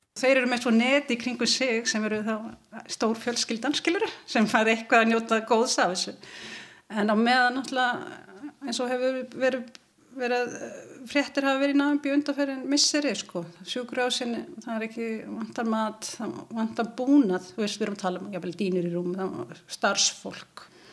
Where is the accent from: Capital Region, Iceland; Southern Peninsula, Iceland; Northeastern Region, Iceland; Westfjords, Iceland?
Westfjords, Iceland; Ísafjörður; ég er frá Ísafjörðu